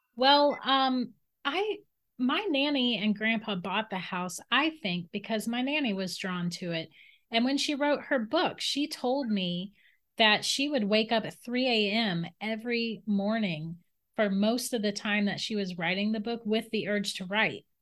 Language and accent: English; St. Augustine, Florida, United States; I grew up in St. Augustine, Florida